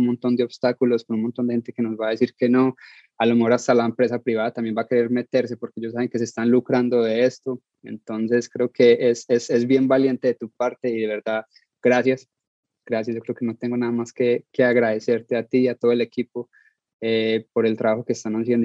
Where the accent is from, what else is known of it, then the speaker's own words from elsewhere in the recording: Colombia; Soy colombiano